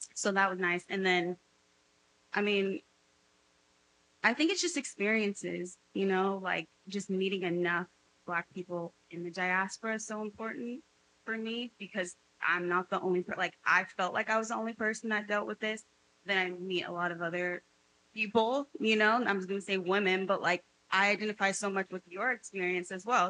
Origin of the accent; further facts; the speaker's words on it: Beverly Hills, California, United States; accent: Cali girl; I grew up in Beverly I have a Cali girl accent.